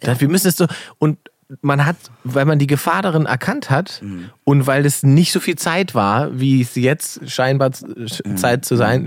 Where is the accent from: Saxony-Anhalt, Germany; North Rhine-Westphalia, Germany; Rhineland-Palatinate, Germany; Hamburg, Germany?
Saxony-Anhalt, Germany; Salzwedel; moved away; nach Salzwedel gefahren, wo ich herkomme